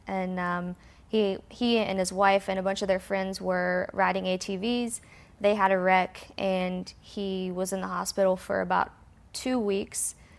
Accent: West Virginia, United States; moved away as an adult; now in Charlotte, United States; we're both from West Virginia, so it, we kinda, like, moved back home afterwards

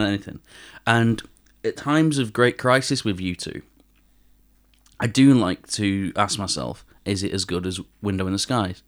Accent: Manchester, North West England, United Kingdom; I'm from Manchester and I, I don't speak a word of Korean.

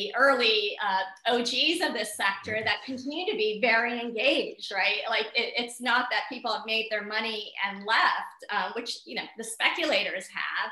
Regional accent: Nairobi, Kenya; I was born in Nairobi

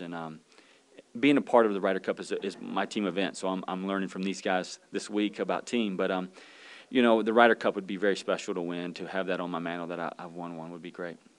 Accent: Pensacola, Florida, United States; moved away; I'm from Pensacola, Florida

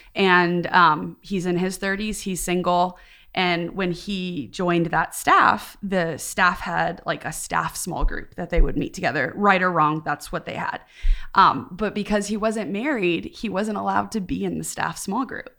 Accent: Midwest, United States; also born or lived in East Coast; now in the South, United States; I grew up in the Midwest, then lived ten years on the East Coast, and then moved to the South

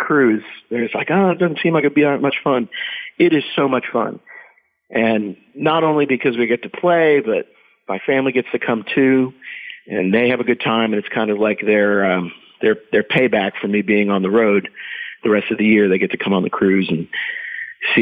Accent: Scranton, Pennsylvania, United States; I grew up in Eastern Pennsylvania, kind of outside of Scranton

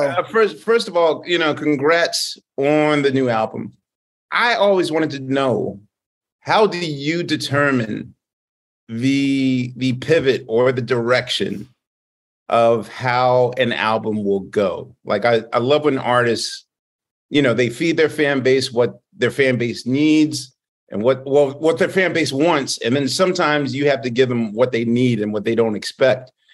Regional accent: Philadelphia, Pennsylvania, United States; I'm from Philadelphia

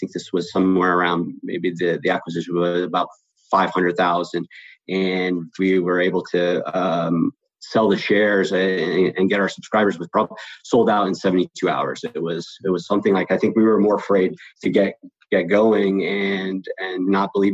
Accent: West Springfield, Massachusetts, United States; now in Los Angeles, United States; I'm originally from West Springfield, Massachusetts, so the western part of the state, and I had moved out to California

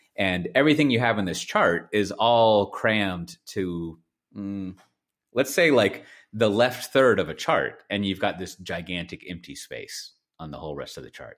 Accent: Texas, United States; I was born there. Clearly, I'm a Texan

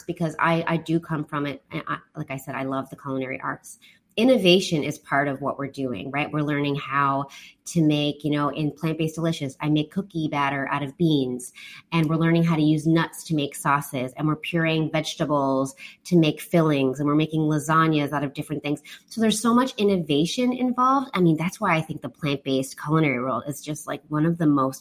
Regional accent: Canada; now in Taiwan; I'm from Canada.

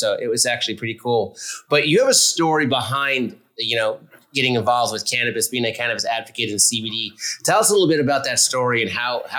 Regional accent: Montreal, Quebec, Canada; now in Florida, United States; I'm originally from Canada as well, so even though I live in Florida now, I'm originally from Montreal.

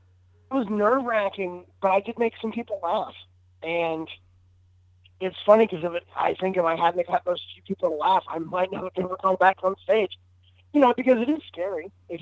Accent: Tallahassee, Florida, United States; moved away as an adult; now in Los Angeles, United States; I live in Los Angeles right now. I grew up in Florida, spent about 29 years there, and then I moved to L.A. about 4 years ago.

